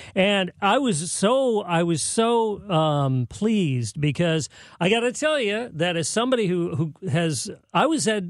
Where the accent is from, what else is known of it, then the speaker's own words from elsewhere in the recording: San Jose, California, United States; moved away as an adult; now in St. Louis, United States; my hometown